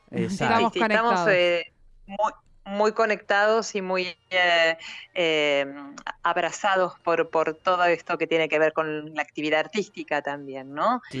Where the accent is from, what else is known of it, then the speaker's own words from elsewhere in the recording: Rosario, Santa Fe, Argentina; also born or lived in Neuquén, Argentina; now in Madrid, Spain; Yo soy aclaro, ah, rosarina ah, y viví muchos años en Neuquén, por lo tanto también tengo este, el corazoncito en Neuquén y ahora estoy aquí.